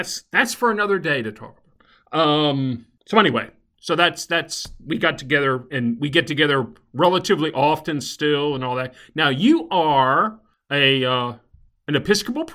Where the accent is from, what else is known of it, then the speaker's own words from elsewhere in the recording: Alabama, United States; I was from Alabama